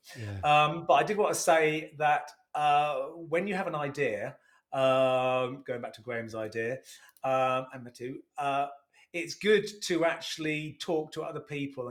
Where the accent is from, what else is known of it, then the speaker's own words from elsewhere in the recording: Sheringham, East of England, United Kingdom; I was initially from Sheringham.